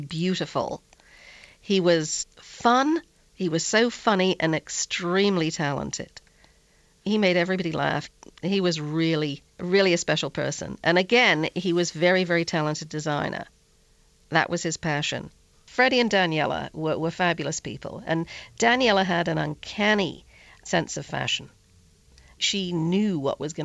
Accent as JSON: {"language": "English", "area": "the North", "region": "the north of England", "country": "United Kingdom", "said": "I'm from the North too"}